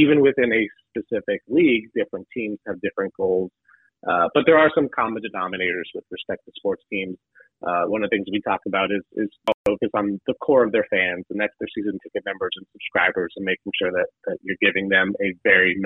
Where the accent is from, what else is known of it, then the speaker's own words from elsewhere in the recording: Detroit, Michigan, United States; I'm from Detroit, Michigan.